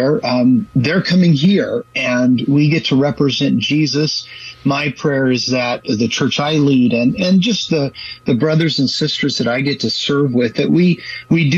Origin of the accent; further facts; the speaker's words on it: San Leandro, California, United States; also born or lived in Fremont, California; I was raised in the Bay Area in San Leandro. My dad planted a church there when I was 3 years old, so grew up in the East Bay